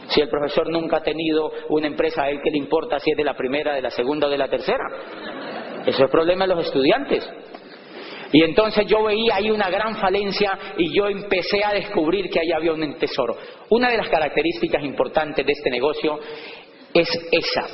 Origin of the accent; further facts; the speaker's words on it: Colombia; moved away; also born or lived in Popayán; en mi país